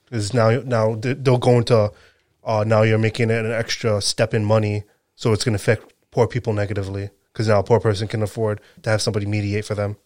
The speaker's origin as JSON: {"language": "English", "region": "Rhode Island", "country": "United States", "said": "I'm from Rhode Island"}